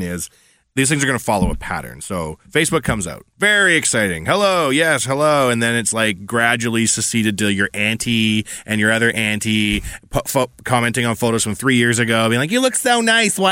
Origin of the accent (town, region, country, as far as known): Edmonton, Alberta, Canada; born or raised there